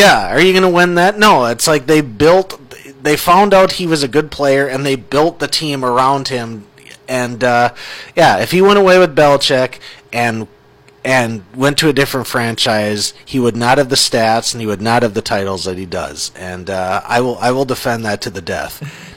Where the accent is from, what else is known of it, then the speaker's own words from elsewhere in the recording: Minnesota, United States; growing up in Minnesota